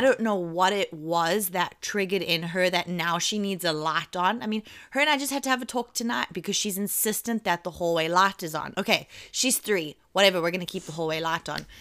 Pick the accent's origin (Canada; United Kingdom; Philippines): United Kingdom; England; accent: English English; I'm English English